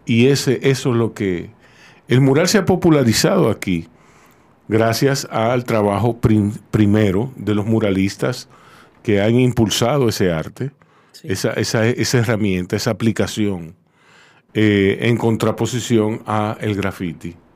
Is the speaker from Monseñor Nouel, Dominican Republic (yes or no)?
no; Santo Domingo, Distrito Nacional, Dominican Republic; yo me crié ahí en Ciudad Nueva